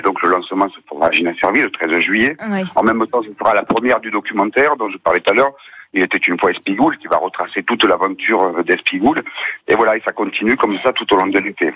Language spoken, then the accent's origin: French; Ginasservis, Provence-Alpes-Côte d'Azur, France; c'est mon village natal